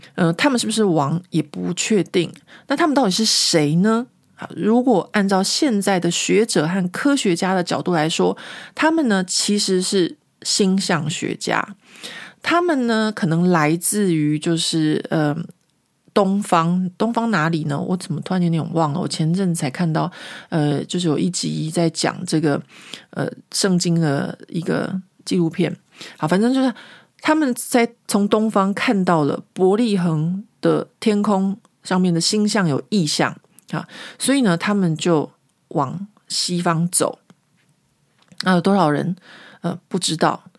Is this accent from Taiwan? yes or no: yes; Taiwan; moved away as an adult; now in Paris, France; 我自己在台湾的时候，小时候嘛